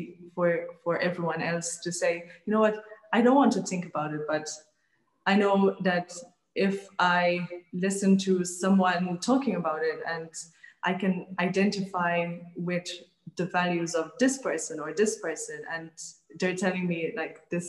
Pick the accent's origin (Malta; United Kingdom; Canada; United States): Malta; I grew up in Malta